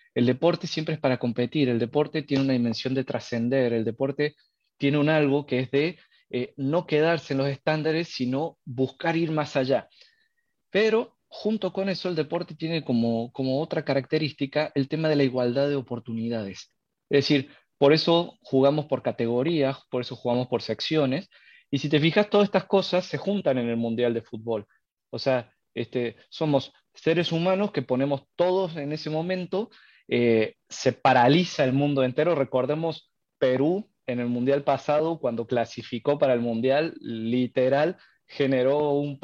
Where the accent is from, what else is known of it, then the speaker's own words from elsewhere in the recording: Argentina; accent: tonadita argentina; now in Mexico; yo soy argentino, así que me vine unos días eh, a visitar a mi familia. Estoy en Córdoba, capital